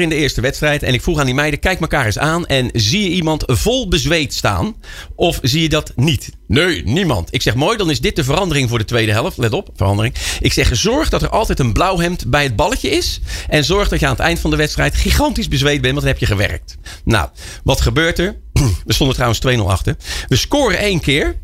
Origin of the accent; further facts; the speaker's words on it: Rotterdam, South Holland, Netherlands; als Rotterdammer